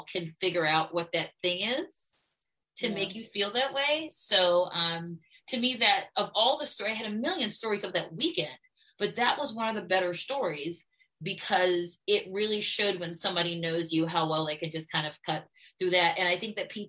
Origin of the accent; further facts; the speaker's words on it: Baltimore, Maryland, United States; what we had growing up in Baltimore as African Americans